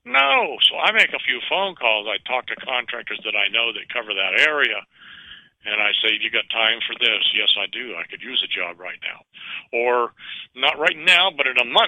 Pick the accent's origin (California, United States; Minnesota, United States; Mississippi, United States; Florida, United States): California, United States; Richmond; I grew up in Richmond, California